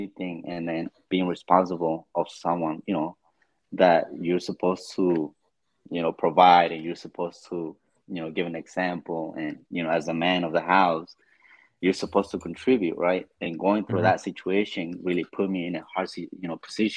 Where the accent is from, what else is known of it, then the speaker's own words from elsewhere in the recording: Los Angeles, California, United States; I have always lived in LA. That's like my hometown